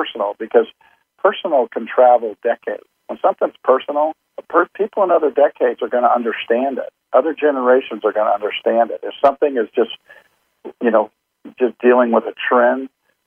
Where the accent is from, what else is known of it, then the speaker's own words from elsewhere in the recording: Compton, California, United States; I was born in Compton